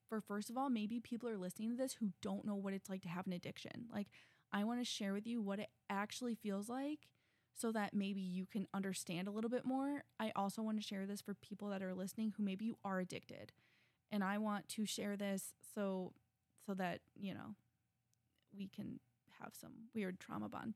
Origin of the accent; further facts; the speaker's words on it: Midwest, United States; I'm a girl from the Midwest.